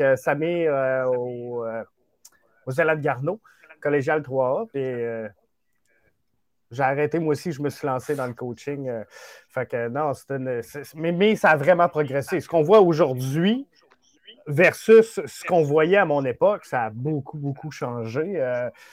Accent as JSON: {"language": "French", "town": "Quebec City", "region": "Quebec", "country": "Canada", "said": "je viens de Québec. J'ai joué Québec Express"}